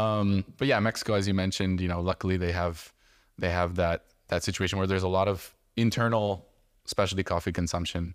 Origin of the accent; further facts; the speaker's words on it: Canada; growing up in Canada